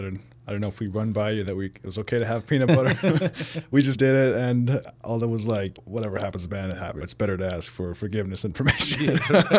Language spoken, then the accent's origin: English; California, United States; also born or lived in Pittsburgh / Germany; I was born in Pittsburgh and moved to Germany. Soccer was very big there. And then when I moved to the U.S., in California, I heard about football for the first time in fifth grade